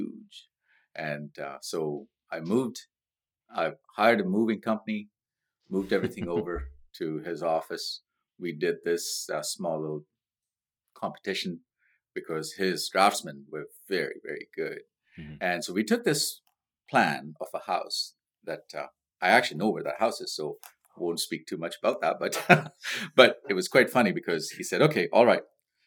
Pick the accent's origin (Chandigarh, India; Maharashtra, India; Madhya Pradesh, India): Maharashtra, India; Mumbai; moved away as an adult; now in Victoria, Canada; I grew up in a beautiful place called Mumbai in India. I immigrated to Canada in 1991.